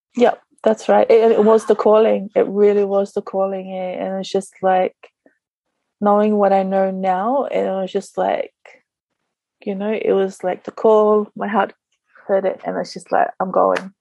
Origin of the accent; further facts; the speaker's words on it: Sydney, New South Wales, Australia; moved away as an adult; also born or lived in New Zealand; now in Niue; I was born in New Zealand, but I grew up in Sydney until I was 24.